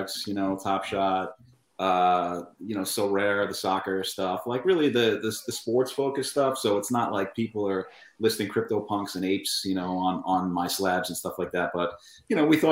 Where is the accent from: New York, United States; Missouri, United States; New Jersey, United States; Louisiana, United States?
New York, United States; Long Island; I'm from Long Island, actually.